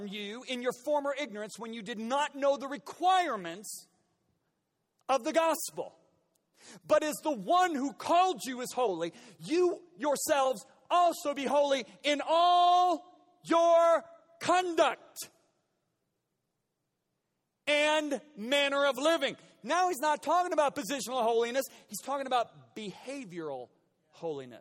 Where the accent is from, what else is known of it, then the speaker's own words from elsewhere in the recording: United States; In my 56 years of being an American